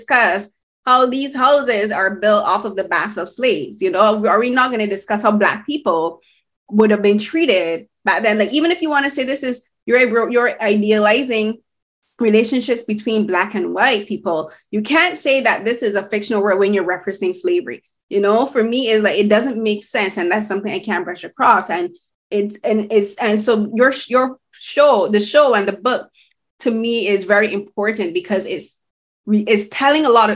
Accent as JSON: {"language": "English", "country": "Barbados", "tie": "born or raised there", "moved": "yes", "lives_now": "Canada", "said": "I'm from Barbados. I moved to Canada."}